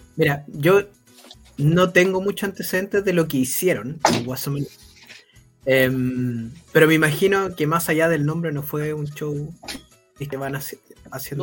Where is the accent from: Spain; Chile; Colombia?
Chile